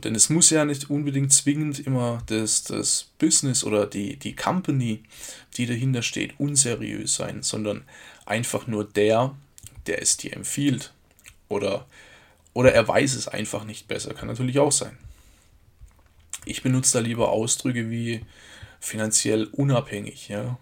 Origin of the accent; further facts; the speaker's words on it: Germany; hier bei uns in Deutschland